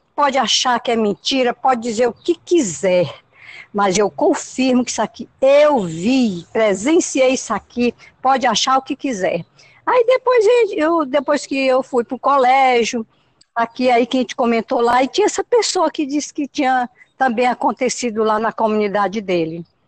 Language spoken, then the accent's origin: Portuguese; Luís Correia, Piauí, Brazil; now in Parnaíba, Brazil; Isso foi na comunidade Brandão, município de Luiz Correia. Lá é minha terra natal.